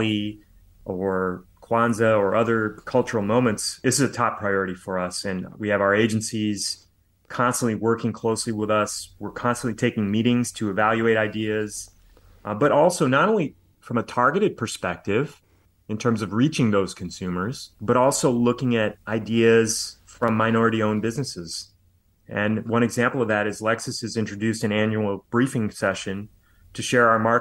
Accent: United States; Growing up as an Indian American kid in the United States in the 70s and 80s

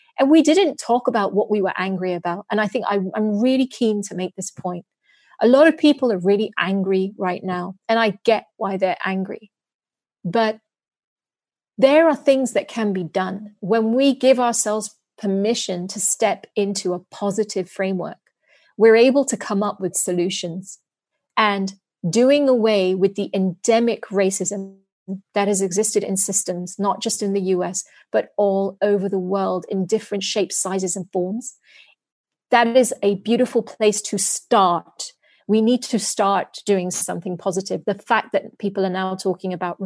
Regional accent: United Kingdom; moved away as an adult; also born or lived in London / New York; now in Singapore; as a British person who grew up in the UK, who's lived in the US

